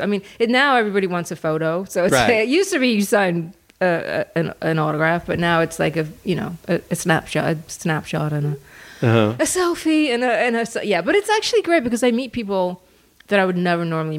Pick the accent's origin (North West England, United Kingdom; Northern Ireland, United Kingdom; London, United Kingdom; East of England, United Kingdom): London, United Kingdom; Harrow; Born and raised outside London.